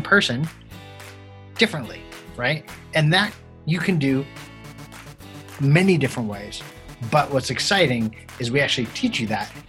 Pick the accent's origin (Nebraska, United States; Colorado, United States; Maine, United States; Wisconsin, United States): Colorado, United States; we're both from Colorado